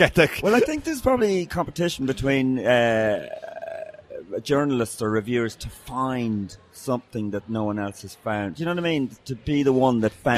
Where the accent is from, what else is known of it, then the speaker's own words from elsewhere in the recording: Ireland; I was cursing away like you are as an Irish person